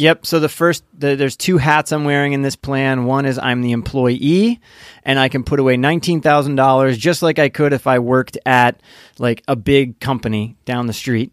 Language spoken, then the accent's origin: English; Indiana, United States; I grew up in Indiana